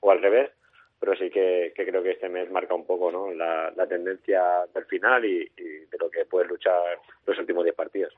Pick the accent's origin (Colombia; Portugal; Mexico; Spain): Spain; Valencian Community; now in Tarragona, Spain; soy valenciano